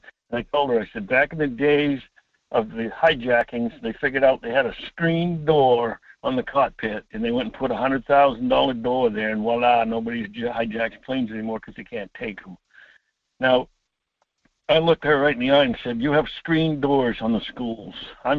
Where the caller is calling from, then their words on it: Homer, Alaska, United States; … from Homer.